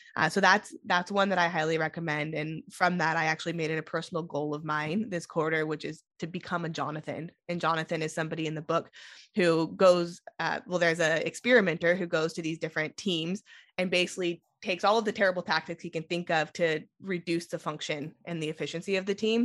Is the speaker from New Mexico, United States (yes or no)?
no; Sonora, California, United States; moved away as an adult; also born or lived in San Diego / Bay Area; I grew up in Sonora